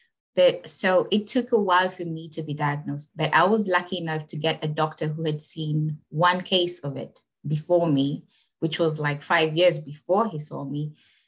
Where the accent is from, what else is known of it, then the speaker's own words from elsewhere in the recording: Kenya; I am from Kenya, East Africa